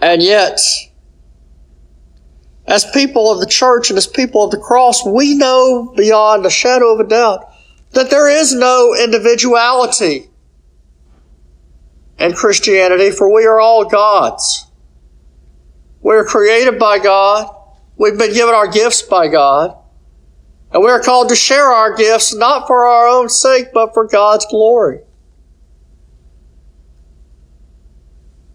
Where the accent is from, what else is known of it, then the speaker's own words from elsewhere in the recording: United States; as American citizens